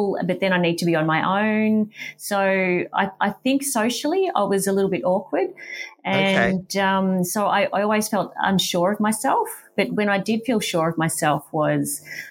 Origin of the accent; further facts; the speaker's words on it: Wodonga, Victoria, Australia; also born or lived in Albury, New South Wales / Melbourne, Victoria; I was born in Albury and lived in Wodonga